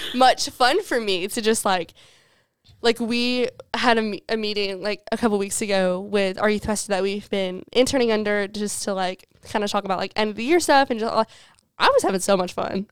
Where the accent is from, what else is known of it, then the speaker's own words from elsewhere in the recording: Alabama, United States; also born or lived in Mississippi; We're from Alabama